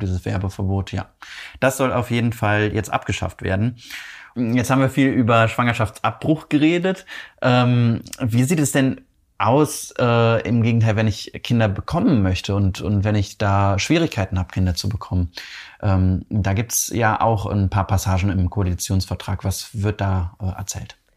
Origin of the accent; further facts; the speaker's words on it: Cologne, North Rhine-Westphalia, Germany; wir kommen ja beide hier aus Köln